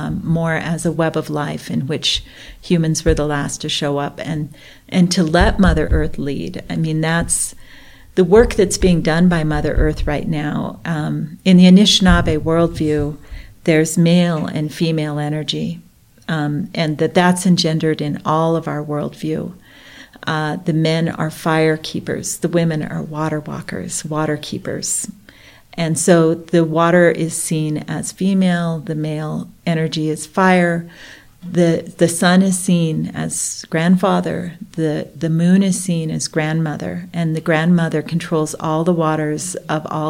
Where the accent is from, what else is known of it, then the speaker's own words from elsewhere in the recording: Blackfeet country, Montana, United States; I'm Ojibwe. I grew up in Blackfeet country.